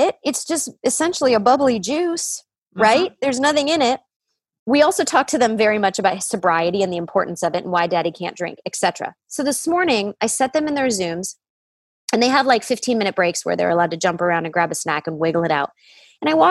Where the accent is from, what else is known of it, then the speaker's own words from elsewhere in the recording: Detroit, Michigan, United States; I grew up in Detroit